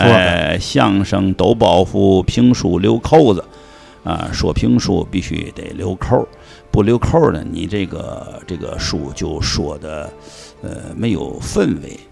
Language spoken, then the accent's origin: Chinese; Tianjin, China; 我也是本乡本土和海河水长大的，啊，天津娃娃